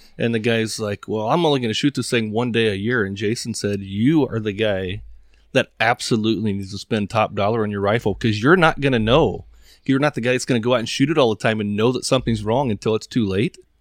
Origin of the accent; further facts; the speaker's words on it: East Texas, United States; moved away; also born or lived in Midwest; I grew up in East Texas where you weren't really shooting, shooting things that far